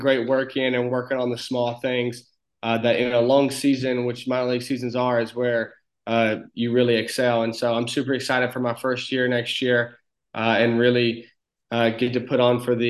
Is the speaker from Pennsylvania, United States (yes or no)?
no; Northeast Alabama, United States; accent: very thick country accent; I'm a kid from a small town in Northeast Alabama of about 1,000 people. So a very small town. We have one red light.